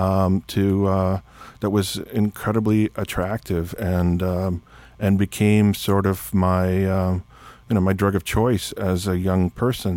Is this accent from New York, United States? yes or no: no; South Texas, United States; growing up in South Texas